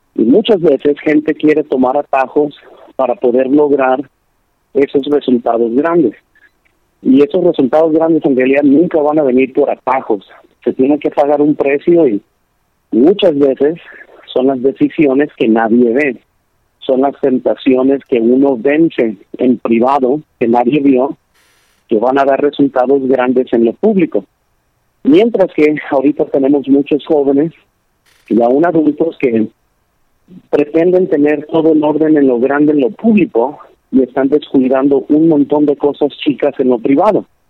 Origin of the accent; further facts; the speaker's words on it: Lancaster, California, United States; donde yo crecí en Lancaster, California